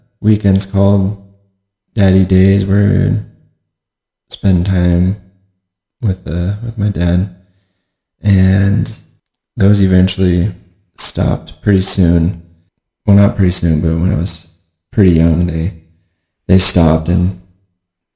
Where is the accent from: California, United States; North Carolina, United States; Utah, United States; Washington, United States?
Washington, United States; Auburn / Federal Way area; I grew up in Washington State, just south of Seattle, the Auburn Federal area